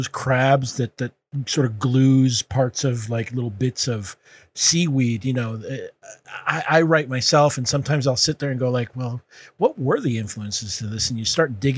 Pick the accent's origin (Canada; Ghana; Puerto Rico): Puerto Rico; I'm from Puerto Rico